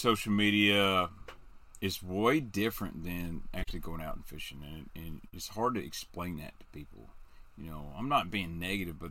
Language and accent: English; Benton, United States; born or raised there